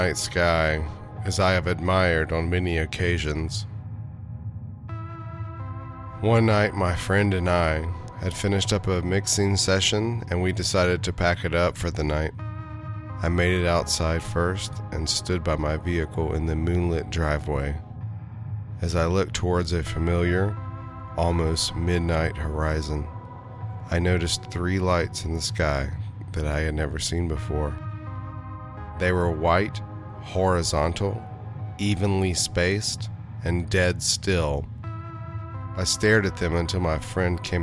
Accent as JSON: {"language": "English", "town": "Hillsborough", "region": "North Carolina", "country": "United States", "tie": "born or raised there", "said": "I grew up in Hillsborough, North Carolina, in the Piedmont of the state"}